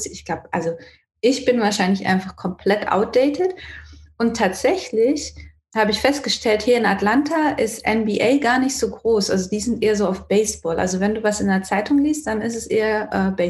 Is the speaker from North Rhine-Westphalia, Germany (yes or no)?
no; Renningen, Baden-Württemberg, Germany; Ich komme ja aus Renning slash Malmsheim